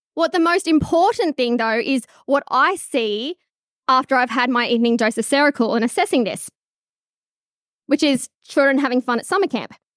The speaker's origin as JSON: {"language": "English", "town": "Charlestown", "region": "New South Wales", "country": "Australia", "tie": "born or raised there", "said": "I grew up in Charlestown"}